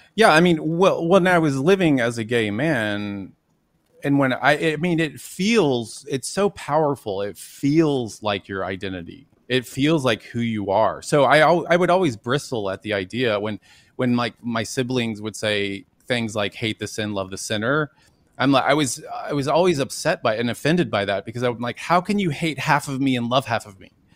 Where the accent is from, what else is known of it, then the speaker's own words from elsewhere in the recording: Dallas, Texas, United States; I grew up in Dallas, Texas, and went to Jesuit schools my whole life